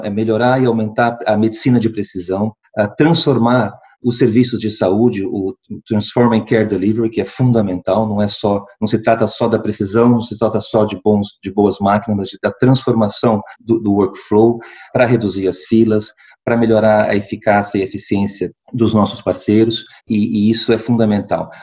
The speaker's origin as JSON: {"language": "Portuguese", "region": "interior of São Paulo", "country": "Brazil", "tie": "born or raised there", "also_born_or_lived": "Brasília, Brazil / United States / Lisbon, Portugal", "moved": "as an adult", "lives_now": "Porto, Portugal", "said": "nasci em Brasília, Brasil, uh, mas cresci no interior de São Paulo"}